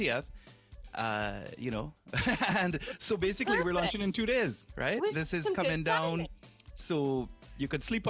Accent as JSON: {"language": "English", "country": "Canada", "tie": "born or raised there", "said": "I was born in Canada"}